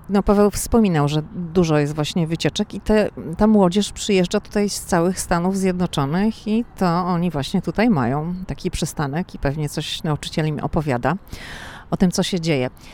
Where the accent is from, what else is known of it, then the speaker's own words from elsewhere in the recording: Szczecin, West Pomeranian Voivodeship, Poland; now in Washington, United States; My jesteśmy ze Szczecina, więc mówimy na dworze